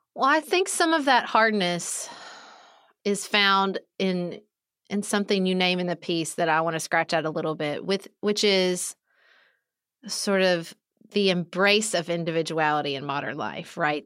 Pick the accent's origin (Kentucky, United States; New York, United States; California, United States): Kentucky, United States; moved away as an adult; when I moved back to my hometown, even though it was my hometown and I had friends here, I joined basically, like, our version of Junior League, which is still very popular here where I live in Kentucky